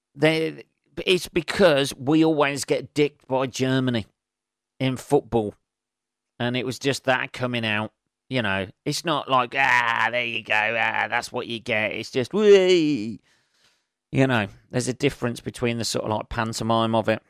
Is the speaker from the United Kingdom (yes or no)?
yes; England, United Kingdom; being English